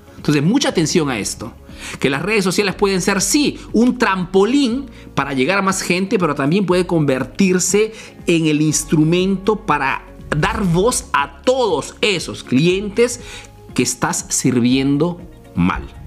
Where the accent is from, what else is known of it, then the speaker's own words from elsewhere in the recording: Peru; now in Italy; soy un emprendedor peruano que vive, hace negocio en Italia, en Europa